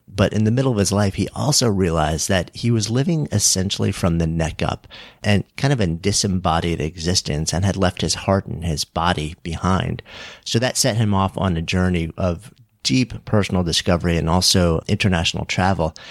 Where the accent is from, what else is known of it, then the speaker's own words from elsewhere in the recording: New York, United States; as a New Yorker